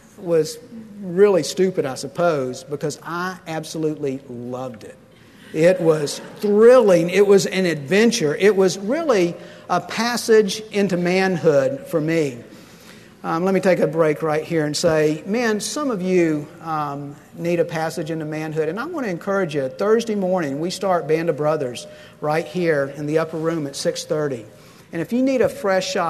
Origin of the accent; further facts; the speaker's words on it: Pensacola, Florida, United States; I grew up in Pensacola, and there's a huge naval air station there